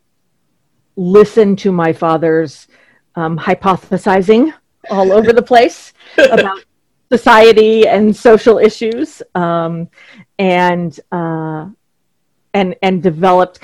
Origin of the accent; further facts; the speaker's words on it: Duluth, Minnesota, United States; now in Kennebunk, United States; grew up in Duluth, Minnesota, which is right on Lake Superior